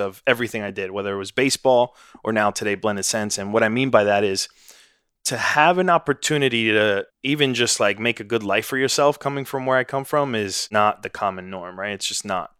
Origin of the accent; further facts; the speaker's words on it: New York City, New York, United States; moved away as an adult; now in Austin, United States; I grew up in Washington Heights, New York, son of immigrants